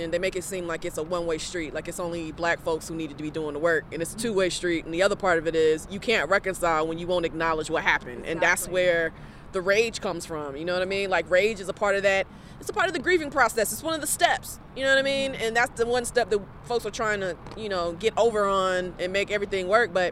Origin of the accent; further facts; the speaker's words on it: the South, United States; especially as a Southerner